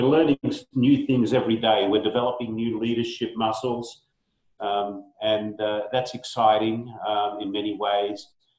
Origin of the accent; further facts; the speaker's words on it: Australia; now in United States; I'm an Aussie. Although when I go back to Australia, my mates pick on me because they think I've got a Yankee accent now.